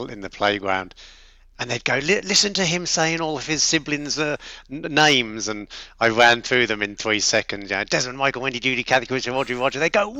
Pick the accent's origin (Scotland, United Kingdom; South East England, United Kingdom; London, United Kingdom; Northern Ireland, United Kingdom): London, United Kingdom; also born or lived in South Coast, England; now in Australia; I grew up in London, the youngest of 10 kids